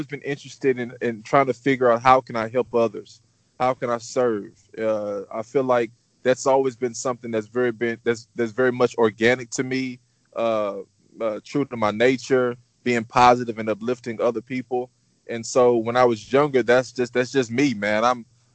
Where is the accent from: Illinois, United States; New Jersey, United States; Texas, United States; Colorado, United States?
Texas, United States; Houston; I am born and raised in Houston, Texas.